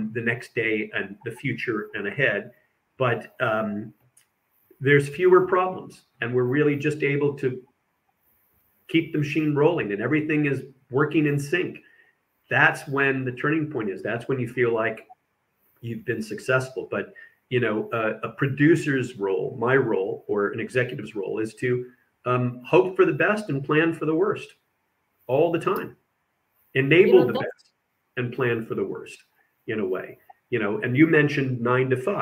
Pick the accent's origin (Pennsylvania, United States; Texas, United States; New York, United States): Texas, United States; first language English; moved away; also born or lived in Indiana; I grew up in Texas and then later in Indiana